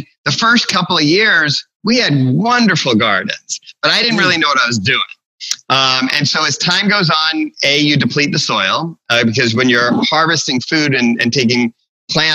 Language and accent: English; Florida, United States; moved away as an adult; also born or lived in Long Island, New York / Chicago; now in Aberdeen, North Carolina, United States; I spent most of the rest of my growing up in Florida